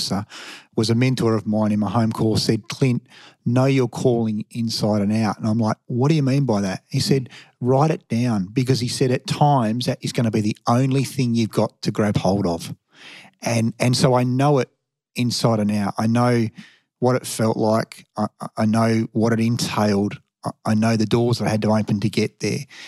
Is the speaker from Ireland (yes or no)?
no; Perth, Western Australia, Australia; moved away; I was from Perth